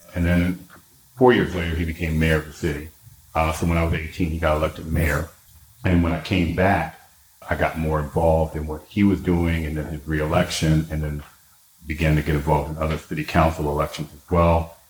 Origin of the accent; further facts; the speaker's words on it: Washington, District of Columbia, United States; also born or lived in Detroit, Michigan / New York City; now in Florida, United States; I grew up in Washington D.C. and Detroit, Michigan. So I was born in Washington D.C.